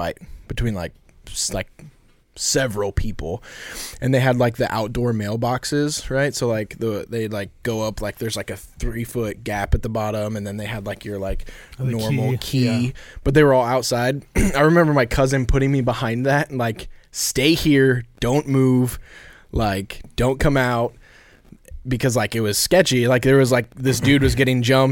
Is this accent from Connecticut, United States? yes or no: no; Carlinville, Illinois, United States; also born or lived in Indiana / West Palm Beach, Florida; I grew up in Carlinville.